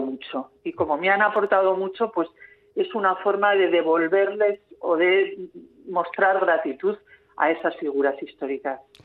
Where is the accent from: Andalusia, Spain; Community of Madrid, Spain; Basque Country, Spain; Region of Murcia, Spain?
Basque Country, Spain; San Sebastián; mi infancia en San Sebastián